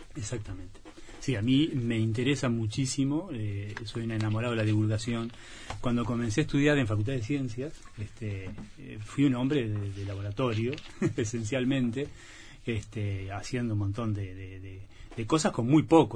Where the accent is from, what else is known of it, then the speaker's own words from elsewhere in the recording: Valle Edén, Tacuarembó, Uruguay; tenía los recuerdos de mi infancia en Valledén, en Agua Dulce